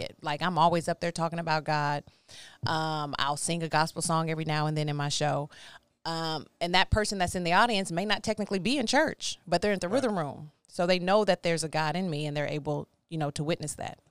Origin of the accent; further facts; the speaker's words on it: Baytown, Texas, United States; also born or lived in Houston, Texas; I am from Houston, born in Houston, raised in Baytown